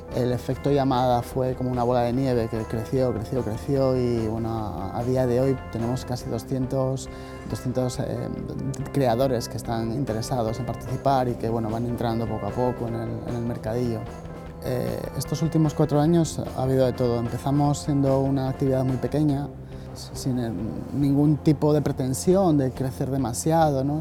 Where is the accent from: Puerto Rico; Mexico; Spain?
Spain; Gijón, Asturias; Soy de Gijón, nací en Jove